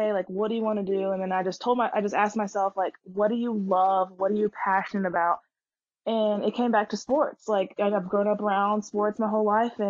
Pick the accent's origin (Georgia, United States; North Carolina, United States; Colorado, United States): Georgia, United States; Stone Mountain; I'm from Stone Mountain, Georgia, which is right outside of Atlanta